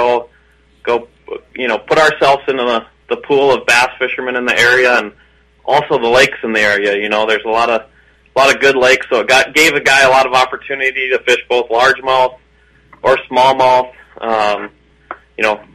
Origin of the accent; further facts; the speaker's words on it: St. Cloud, Minnesota, United States; moved away as an adult; now in Bemidji, United States; St. Cloud, Minnesota, originally